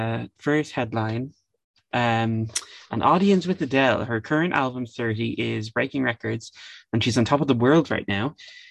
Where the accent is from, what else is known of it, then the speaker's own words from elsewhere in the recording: Ireland; we are not American. However, I consider myself to be a citizen of the world, not just Ireland